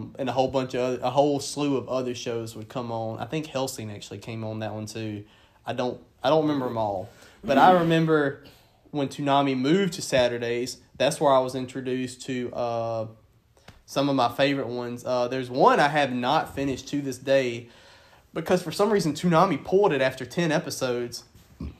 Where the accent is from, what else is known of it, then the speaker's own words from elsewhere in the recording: the South, United States; where we grew up down here in the South